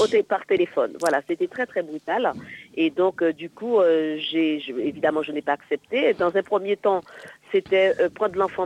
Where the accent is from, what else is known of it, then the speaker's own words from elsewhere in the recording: Martinique; Moi, je suis originaire de la Martinique